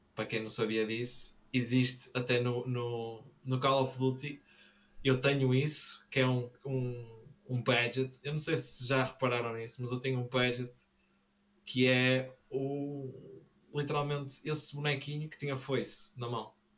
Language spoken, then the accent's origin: Portuguese; Braga, Norte, Portugal; Braga tem. Nós temos um, um sotaque